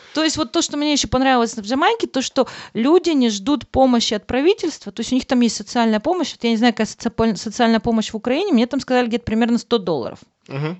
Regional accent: Russia; now in Germany; я говорю из России

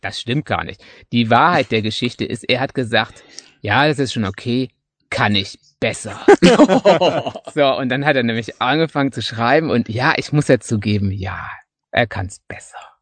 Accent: Münsterland, North Rhine-Westphalia, Germany; moved away as an adult; now in Black Forest, Germany; ich glaube wirklich so als, als Münsterländer

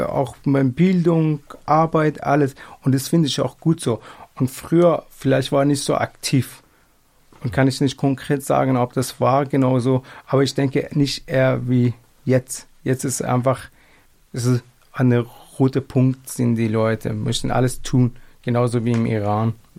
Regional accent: Afghanistan; German is a second language; moved away as an adult; now in Germany; ich bin auch, äh, gebürtiger Afghaner

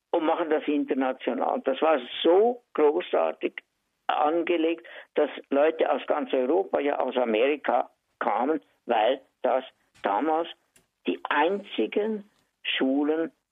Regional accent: Reinach, Basel-Landschaft, Switzerland; born there; Hallo zusammen … Theater- und Filmschauspieler, geboren in Rienach bei Basel

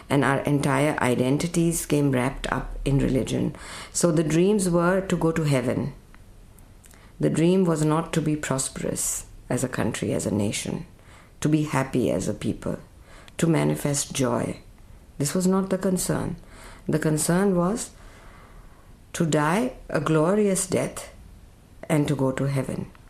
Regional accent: Pakistan; also born or lived in India; I grew up in Pakistan. I lived in India for several years and then went back to Pakistan.

